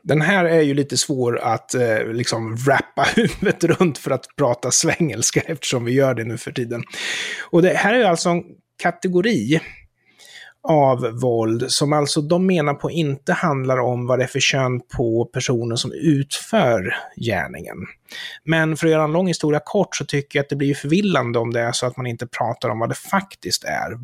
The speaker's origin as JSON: {"language": "Swedish", "country": "Sweden"}